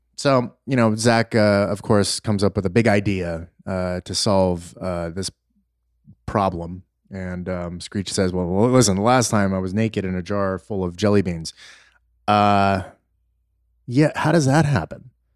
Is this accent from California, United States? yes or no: yes; Los Angeles, California, United States; growing up in Los Angeles